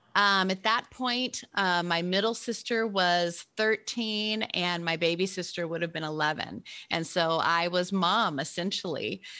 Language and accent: English; Memphis, Tennessee, United States; born or raised there; moved away